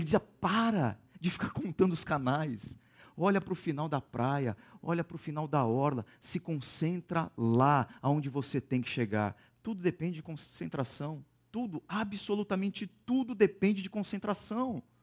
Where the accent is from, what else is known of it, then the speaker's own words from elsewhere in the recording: Santos, São Paulo, Brazil; now in Campinas, Brazil; em Santos, cidade de onde eu vim, as pessoas gostam muito de correr também.